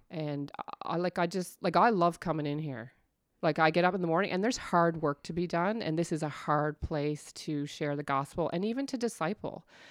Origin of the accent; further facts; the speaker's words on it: Stouffville, Ontario, Canada; moved away as an adult; also born or lived in Kitchener-Waterloo, Ontario; now in Newfoundland, Canada; I was born in Kitchener, Waterloo in Ontario, and, but I grew up in Stouffville